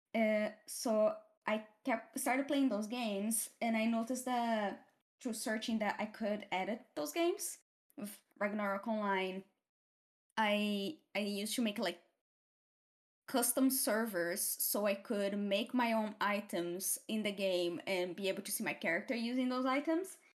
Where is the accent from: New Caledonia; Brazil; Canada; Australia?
Brazil; first language Portuguese; English is a second language; moved away as an adult; now in United Kingdom; I come from Brazil, from the countryside-ish of Brazil, I, I grew up